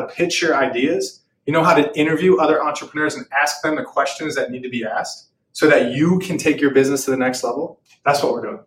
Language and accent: English; Philadelphia, Pennsylvania, United States; moved away as an adult; also born or lived in Oklahoma; I'm originally from Philadelphia